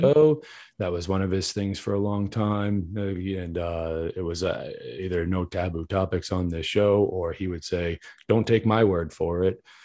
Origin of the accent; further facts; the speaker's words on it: New England, United States; I'm from New England, born and raised